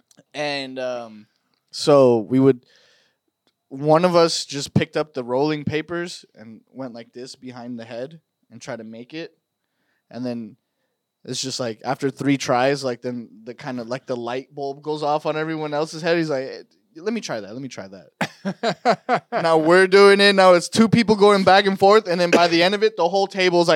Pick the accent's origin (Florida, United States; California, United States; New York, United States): California, United States; we grew up in Cali